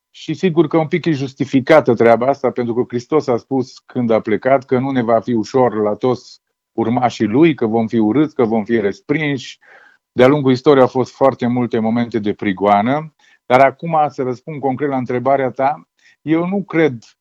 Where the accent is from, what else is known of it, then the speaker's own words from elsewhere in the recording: Romania; eu sunt român